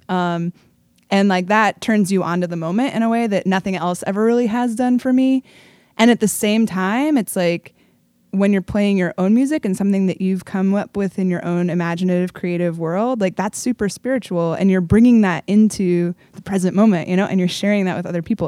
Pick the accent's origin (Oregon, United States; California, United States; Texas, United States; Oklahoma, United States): Oregon, United States; Portland; I was, like, a kid actor for a bunch of pro theaters in Portland